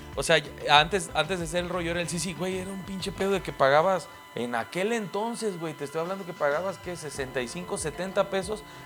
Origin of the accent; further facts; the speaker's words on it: Mexico; orgulloso de ser mexicano